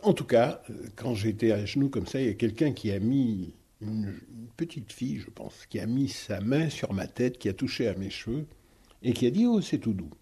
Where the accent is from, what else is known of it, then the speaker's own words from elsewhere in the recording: Guadeloupe; Je viens de Guadeloupe